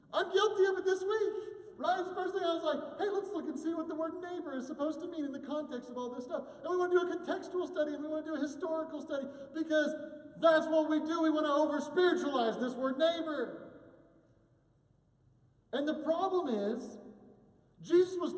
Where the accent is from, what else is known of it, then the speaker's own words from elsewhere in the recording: United States; as an American Christian